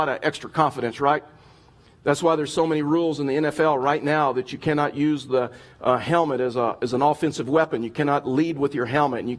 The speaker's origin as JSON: {"language": "English", "region": "Texas", "country": "United States", "tie": "born or raised there", "said": "I grew up in Texas, and so like Westerns was a big deal to us"}